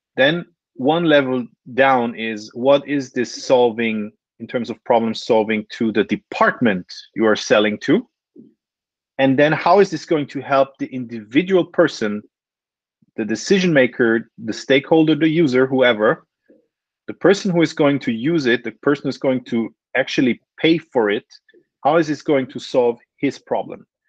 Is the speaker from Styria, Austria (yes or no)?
no; Vienna, Austria; moved away as an adult; now in Switzerland; I'm originally Austrian, uh, born and raised in Vienna.